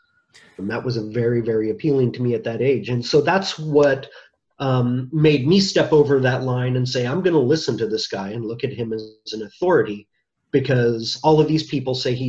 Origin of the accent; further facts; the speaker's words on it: United States; I'm an American